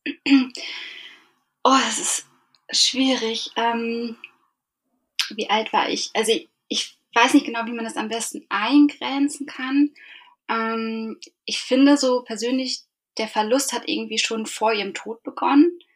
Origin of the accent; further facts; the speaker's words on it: Eckernförde, Schleswig-Holstein, Germany; now in Hamburg, Germany; ursprünglich komme ich aber aus Eckernförde und bin dort mit meiner Mutter und meinem Bruder aufgewachsen